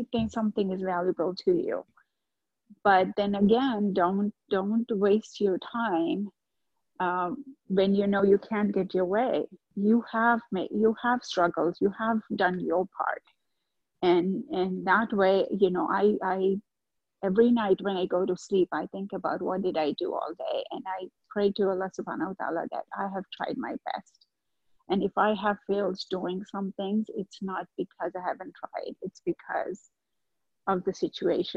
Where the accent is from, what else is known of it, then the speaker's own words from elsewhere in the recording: India; moved away; I grew up back in India, and I have two brothers and a sister